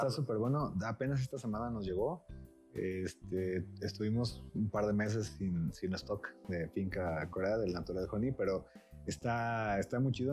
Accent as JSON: {"language": "Spanish", "town": "Manzanillo", "region": "Colima", "country": "Mexico", "said": "yo soy de, Colima, de Manzanillo particularmente"}